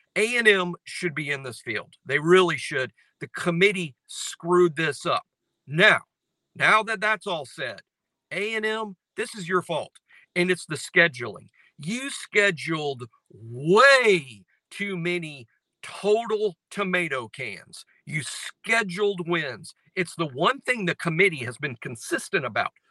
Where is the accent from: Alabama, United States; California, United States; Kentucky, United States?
Alabama, United States; Mobile; I'm from here and I'm a South Alabama fan. Growing up in Mobile, I've been watching South Alabama sports my whole life.